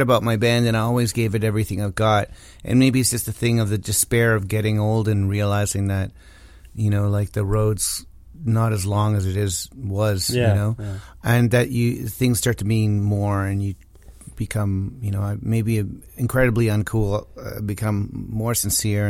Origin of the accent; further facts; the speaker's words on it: Chile; now in Canada; I was born in Chile